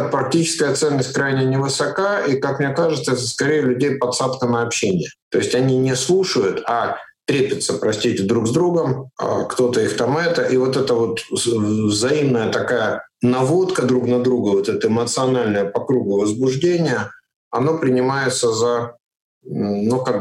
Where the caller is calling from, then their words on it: Riga, Latvia; Нет, я же вообще живу в Латвии постоянно. Сейчас вот я из Риги разговариваю из своего дома.